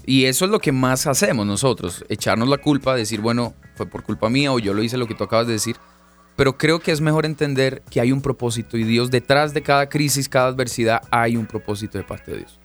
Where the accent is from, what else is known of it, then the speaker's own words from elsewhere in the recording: Bogotá, Colombia; vengo de Bogotá, Colombia, soy colombiano